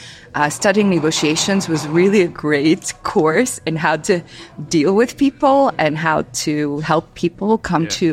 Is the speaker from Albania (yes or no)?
yes; Albania; English is a second language; also born or lived in Greece; now in United States; I was born in Albania. I was born under very extreme communist regime.